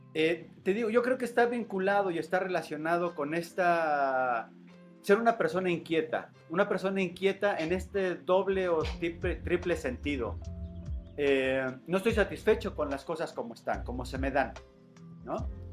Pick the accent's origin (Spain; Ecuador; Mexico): Mexico; Morelia, Michoacán; moved away as an adult; also born or lived in Ciudad Nezahualcóyotl, State of Mexico; now in Tuxtla Gutiérrez, Mexico; mi infancia la vivo en Ciudad Nezahualcóyotl hasta la primaria y posteriormente eh, la familia regresa a Michoacán y radico toda la secundaria, la preparatoria y la universidad en Morelia, Michoacán